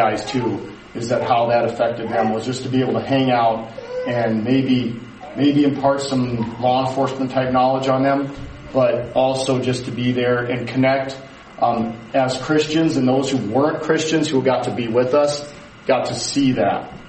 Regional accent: United States; we're from the America

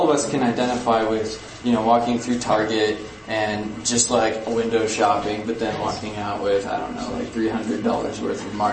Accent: Ukraine; I guess a little context is that I grew up in Ukraine in a missionary household.

